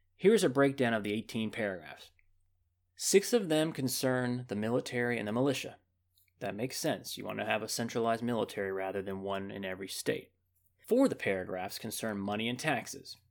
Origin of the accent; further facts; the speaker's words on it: United States; As an American